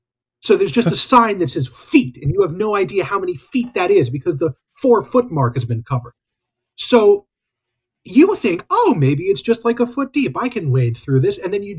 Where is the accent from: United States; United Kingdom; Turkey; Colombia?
United Kingdom; as a British person, you might be able to help me with.